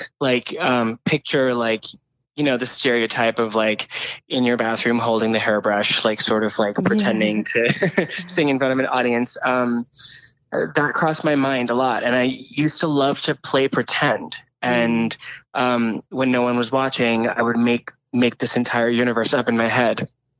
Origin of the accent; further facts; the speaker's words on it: India; I grew up in India, as I said, and pop music and listening to music was always sort of an escape for me.